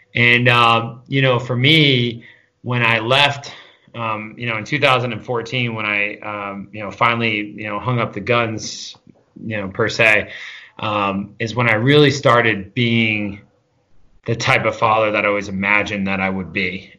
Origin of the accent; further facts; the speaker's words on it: Catskill, New York, United States; I grew up in the Catskill Mountains, uh, real small town kid, uh, just outside a place, just outside of Catskill, New York.